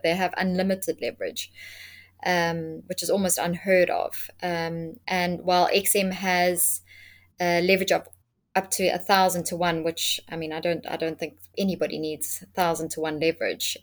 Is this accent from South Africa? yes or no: yes; South Africa; being a South African myself